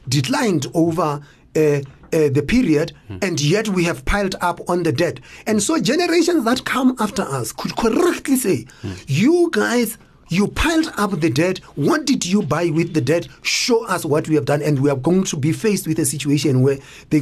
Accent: South Africa; we are South Africans.

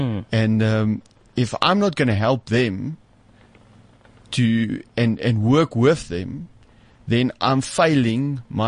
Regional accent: South Africa; we are South Africans.

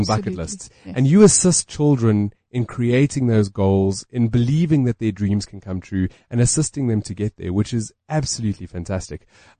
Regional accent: Germiston, Gauteng, South Africa; I'm from Germiston. That's my hometown back in the day.

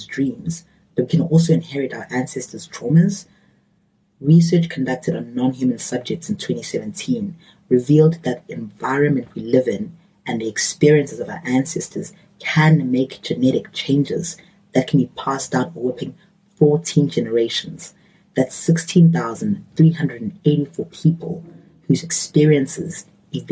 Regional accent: South Africa; as a South African

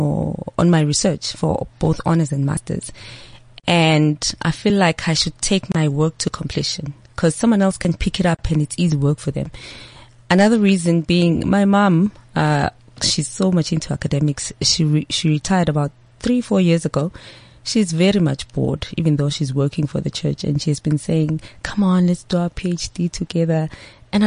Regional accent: Eswatini; moved away; I'm from Swaziland. I don't hide that fact. They know that I was born and raised there.

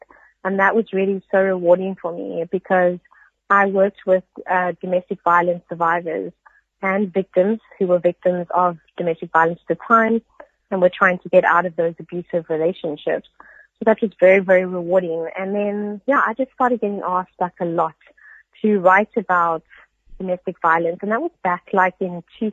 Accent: Cape Town, Western Cape, South Africa; I grew up in basically in Cape and, in Table View

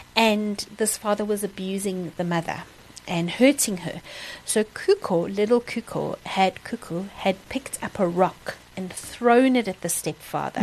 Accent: Kimberley, Northern Cape, South Africa; also born or lived in Secunda / Kriel; spent most of my growing up years in Kimberley um, as my home base

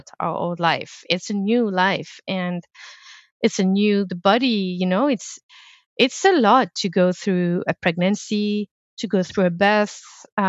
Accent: France; English is a second language; now in Canada; I come from France

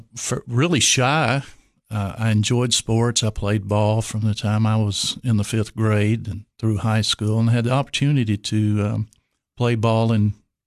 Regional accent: Kentucky, United States; moved away as an adult; now in Texas, United States; I grew up in Kentucky. I was the son of a Baptist preacher, which means we moved a lot.

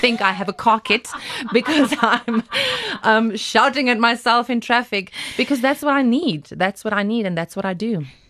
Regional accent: Glen Harvey, North West, South Africa; I grew up in Glen Harvey. That's, uh, close to Western Aria on your way to Potch

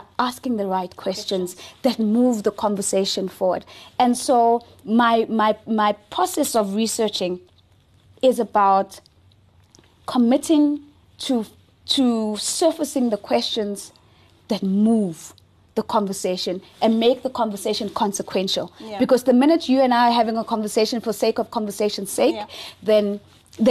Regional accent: South Africa; I am unapologetically African first and foremost. I don't care for being South African

